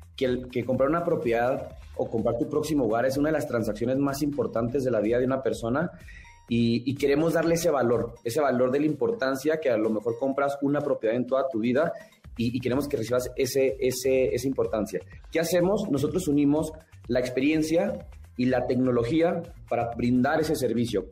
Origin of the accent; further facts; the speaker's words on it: Chihuahua, Mexico; now in Mexico City, Mexico; como personas de otro estado, como yo, que soy de Chihuahua